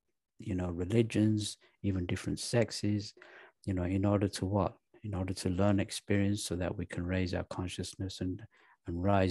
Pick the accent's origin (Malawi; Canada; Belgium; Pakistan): Pakistan; I was born in Pakistan